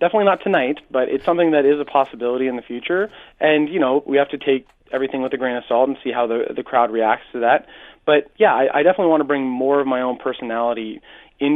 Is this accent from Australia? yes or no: no; Hamilton, Ontario, Canada; Yeah, I'm from Hamilton.